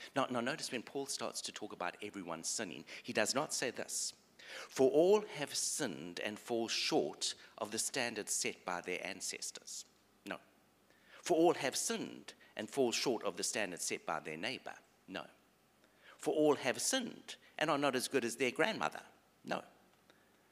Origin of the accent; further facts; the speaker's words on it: South Africa; I grew up in South Africa, white South African male.